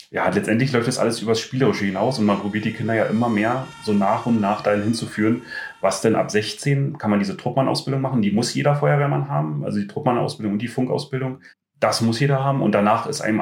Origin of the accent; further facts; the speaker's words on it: Brandenburg, Germany; now in Klosterwalde, Germany; ähm, ich bin ja hier nicht geboren in Klosterwalde, also ich komme aus der Nähe von Schwedt.